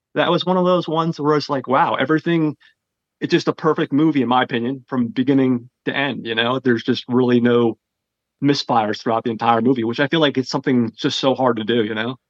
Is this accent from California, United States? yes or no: no; New Jersey, United States; I'm from Jersey